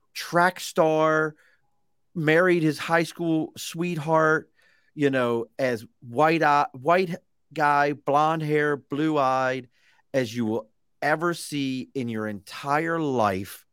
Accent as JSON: {"language": "English", "town": "Baltimore", "region": "Maryland", "country": "United States", "tie": "born or raised there", "said": "I was a kid from East Baltimore, white kid from East Baltimore"}